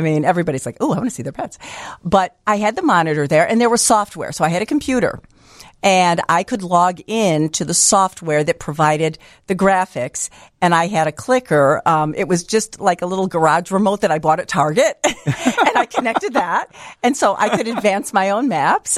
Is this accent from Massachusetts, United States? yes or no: no; Niles, Illinois, United States; I grew up in Niles